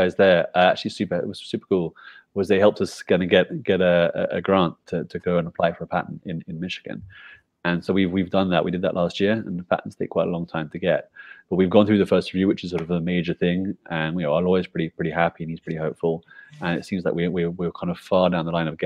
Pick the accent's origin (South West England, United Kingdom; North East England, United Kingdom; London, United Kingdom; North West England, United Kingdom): London, United Kingdom; moved away as an adult; also born or lived in China / Hong Kong / Philippines; now in Guatemala; I went back to the UK, so where I was born and bred in London